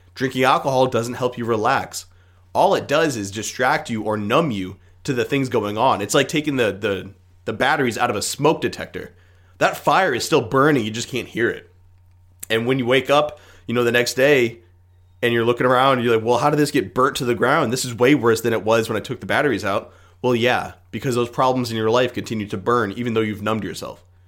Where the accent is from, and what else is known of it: United States